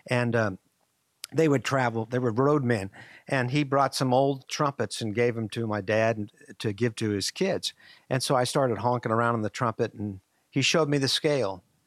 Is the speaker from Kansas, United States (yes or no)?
yes; Marion, Kansas, United States; I grew up in Marion, Kansas